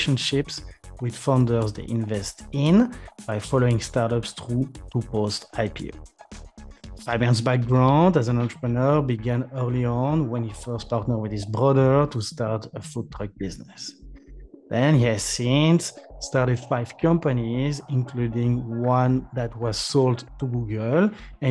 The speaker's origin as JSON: {"language": "English", "country": "France", "accent": "French", "second_language": "English", "said": "my French accent"}